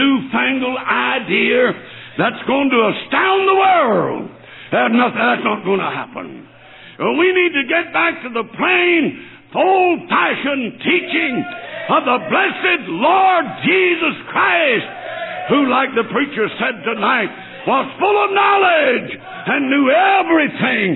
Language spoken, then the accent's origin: English; North Alabama, United States; moved away as an adult; also born or lived in New Orleans, Louisiana / Tennessee / Ohio; now in Michigan, United States; I was raised on a little farm down North Alabama. I was born in New Orleans, Louisiana, and I was raised in Alabama.